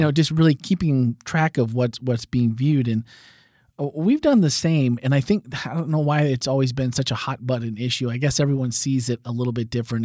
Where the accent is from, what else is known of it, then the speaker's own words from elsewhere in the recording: Wisconsin, United States; growing up in Wisconsin